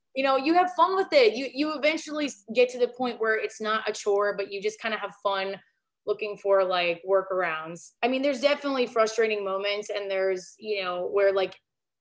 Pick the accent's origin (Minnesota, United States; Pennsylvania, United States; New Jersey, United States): Minnesota, United States; Northern; moved away; I'm from originally from Northern Minnesota